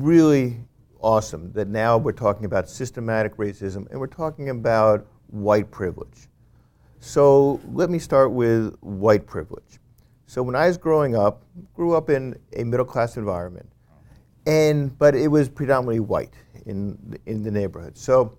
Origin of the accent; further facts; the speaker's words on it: New York, United States; I grew up in Westchester County outside of New York City, and I grew up with people and I met people who were from the inner city of New York City.